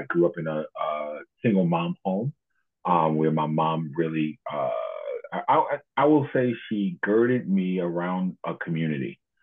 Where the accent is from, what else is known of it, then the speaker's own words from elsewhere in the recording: Baltimore, Maryland, United States; I grew up in Baltimore